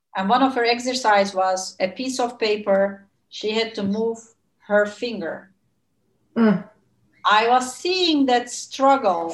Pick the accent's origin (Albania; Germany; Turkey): Turkey; moved away as an adult; now in Netherlands; I come from Turkey, which is always the sunny land